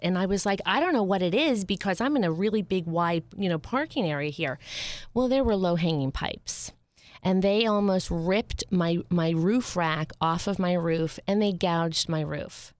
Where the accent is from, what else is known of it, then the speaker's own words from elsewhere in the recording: Upper Saddle River, New Jersey, United States; moved to Bergen, Bergen County, where I was raised. And, um, I was raised in a, a town called Upper Saddle River